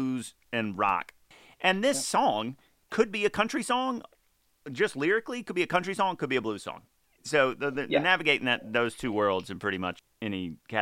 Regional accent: Mississippi, United States; now in Los Angeles, United States; my family back in Mississippi

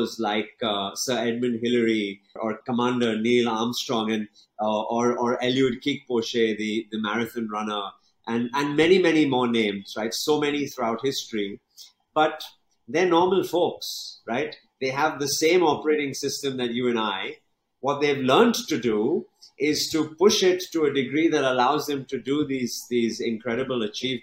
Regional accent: England, United Kingdom; moved away as an adult; now in Mumbai, India; studying and growing up in England

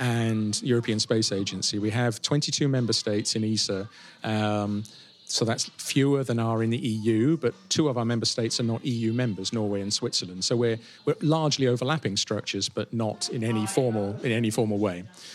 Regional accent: United Kingdom; as a Brit

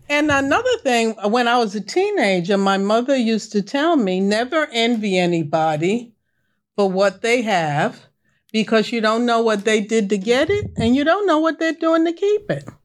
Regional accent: New York, United States; I grew up in New York.

